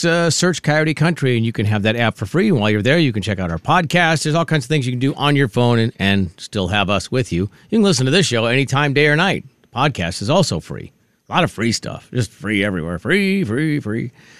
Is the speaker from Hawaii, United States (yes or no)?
no; Minnesota, United States; moved away; this story from my home state.